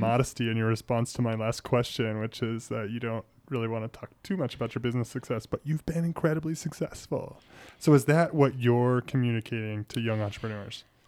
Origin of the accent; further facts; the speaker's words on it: Billings, Montana, United States; it's my hometown. I love it. I grew up here.